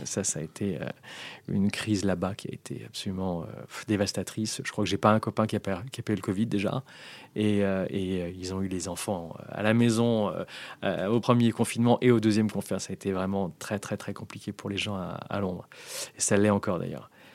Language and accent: French; France; moved away as an adult; also born or lived in London; je rentre dans une boîte américaine en tant que Français